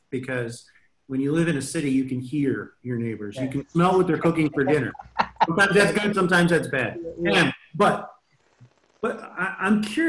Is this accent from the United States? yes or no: yes; Philadelphia, Pennsylvania, United States; moved away; So I grew up in Northeast Philly, mm-hmm. and my wife and I were there up in about 2008